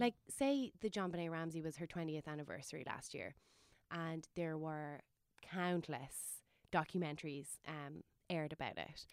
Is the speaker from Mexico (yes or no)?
no; Waterford, Munster, Ireland; my hometown Waterford